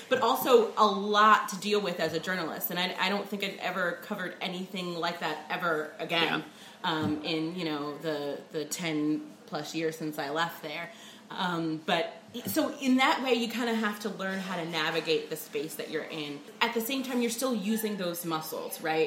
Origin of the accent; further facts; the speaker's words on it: New Jersey, United States; moved away as an adult; also born or lived in New Orleans; I'm from New Jersey originally